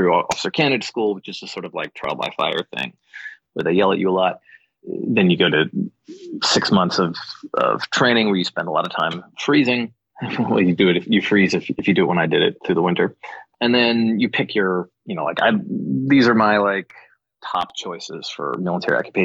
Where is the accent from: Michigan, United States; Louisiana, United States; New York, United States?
New York, United States; White Plains; White Plains, New York is where I grew up